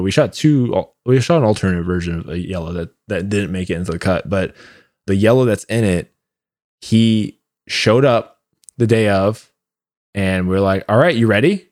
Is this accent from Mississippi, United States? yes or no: no; Orlando, Florida, United States; now in Austin, United States; I'm from Orlando and I'm still in a bunch of Facebook groups from there